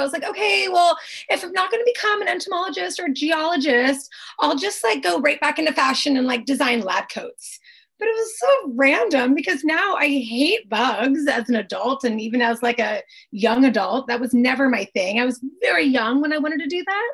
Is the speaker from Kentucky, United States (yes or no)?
no; Pismo Beach, California, United States; moved away as an adult; also born or lived in San Francisco; I grew up in a town called Pismo Beach near San Luis Obispo, Arroyo Grande